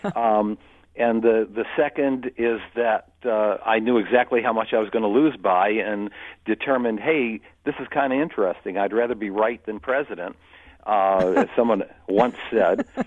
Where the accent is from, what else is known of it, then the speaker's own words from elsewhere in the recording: Utica, New York, United States; my hometown, uh, Utica. Uh, oh. New York